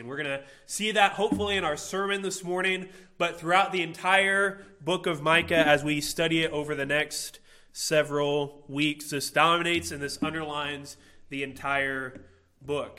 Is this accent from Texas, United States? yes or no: no; Illinois, United States; I grew up in Illinois